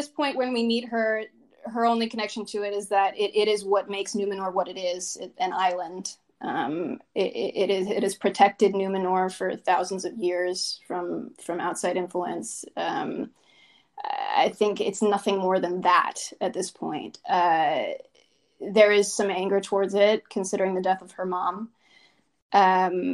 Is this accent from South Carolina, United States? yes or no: no; Kentucky, United States; I grew up in Kentucky, but right across the river is Ohio